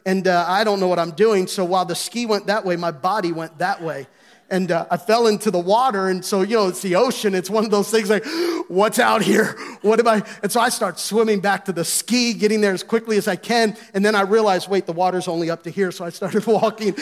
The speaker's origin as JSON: {"language": "English", "town": "Gettysburg", "region": "Pennsylvania", "country": "United States", "tie": "born or raised there", "moved": "yes", "said": "I grew up in Gettysburg"}